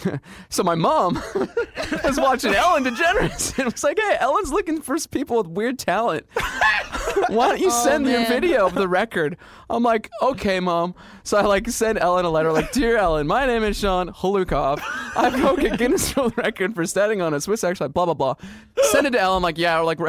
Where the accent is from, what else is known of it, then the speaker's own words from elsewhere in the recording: Canada; accent: Canadian; also born or lived in Vancouver; I'm from Canada, and when you're born, you get fitted for skates, and I played a lot of hockey growing up